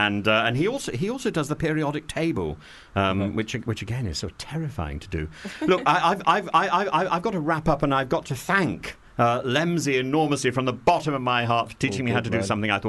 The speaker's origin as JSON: {"language": "English", "region": "East Midlands", "country": "United Kingdom", "said": "because I actually come from the north. Mm-hmm. I really do. Yeah, I come from Lincolnshire."}